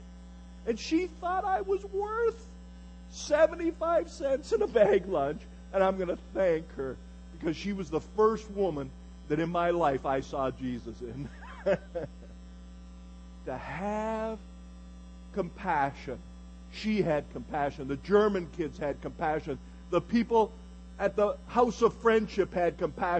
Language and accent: English; Galt, Ontario, Canada; As a little boy, I was born in 1950 in Galt, Ontario, Canada